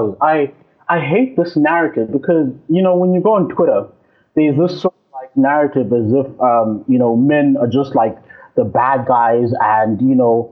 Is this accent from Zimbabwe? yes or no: yes; Zimbabwe; I'm from Zimbabwe